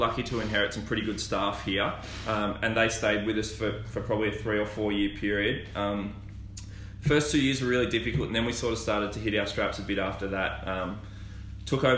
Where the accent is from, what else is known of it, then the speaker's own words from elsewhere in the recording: Melbourne, Victoria, Australia; moved away as an adult; now in Bendigo, Australia; where I grew up in Bayside